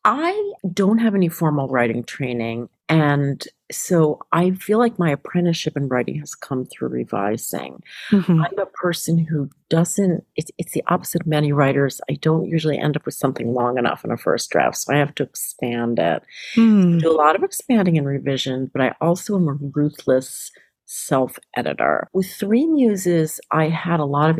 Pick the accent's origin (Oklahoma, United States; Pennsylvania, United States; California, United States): Pennsylvania, United States; Philadelphia; I grew up in Philly